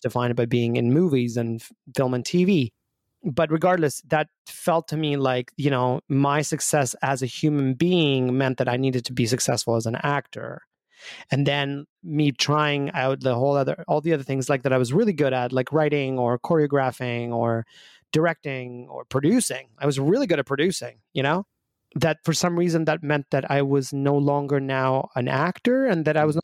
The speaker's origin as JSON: {"language": "English", "country": "Albania", "tie": "born or raised there", "moved": "yes", "said": "I grew up back home in Albania"}